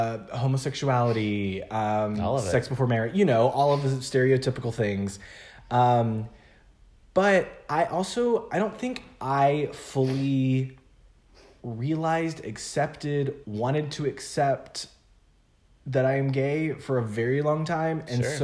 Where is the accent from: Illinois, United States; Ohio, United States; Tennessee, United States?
Tennessee, United States; Memphis; moved away as an adult; also born or lived in Arkansas; I'm from Memphis, Tennessee. I went to school in a really small town in Arkansas for those 4 years. And then Jackson's just an hour north of Memphis. So I had stayed within like 3 hours of home my whole life.